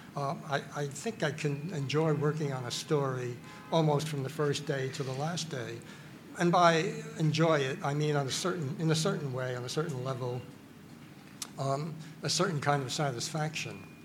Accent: New York City, New York, United States; I grew up in the Bronx

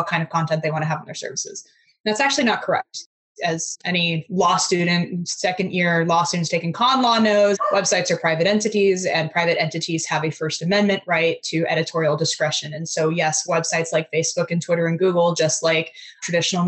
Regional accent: Fairfax, Virginia, United States; I'm from the Virginia, Fairfax, Virginia area. So kind of the DC metro area

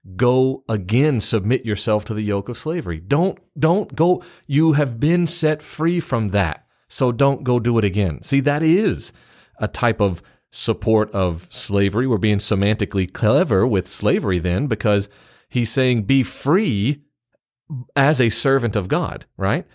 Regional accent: Memphis, Tennessee, United States; also born or lived in East Central Mississippi; now in Mississippi, United States; I'm also from the South, uh, except where I live right now. Where I live right now in, in, s, I guess you'd say East Central Mississippi, people tell me I'm from the North because I was born in Memphis, Tennessee.

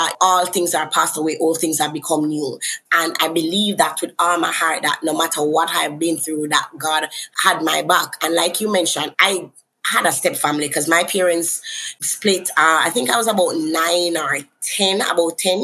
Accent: Kingston, Jamaica; I'm from Kingston, Jamaica.

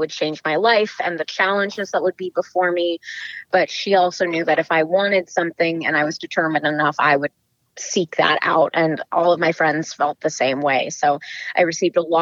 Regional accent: the Bay Area, the Peninsula, California, United States; I am from the Bay Area, so more specifically the peninsula, born and raised

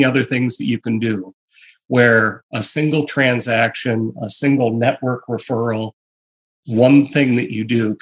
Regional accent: Michigan, United States; I grew up in Michigan

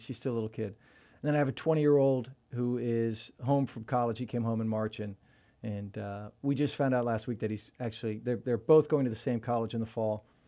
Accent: Sefton, Florida, United States; also born or lived in Jacksonville, Florida / Tampa, Florida; I grew up in Sefton. We moved to Sefton when I was about maybe a year and a half, and I've, and then we moved into Tampa in eighth grade

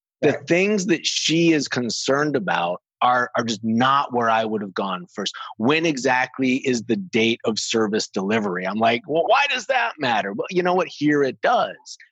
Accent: United States; moved away as an adult; now in Hungary; I grew up in America, selling in America, and then I moved to Hungary

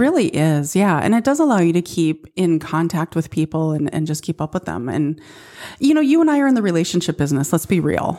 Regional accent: Midwest, United States

